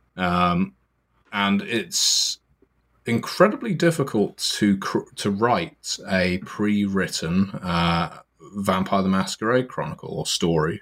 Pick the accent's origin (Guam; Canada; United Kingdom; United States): United Kingdom; I am from Britain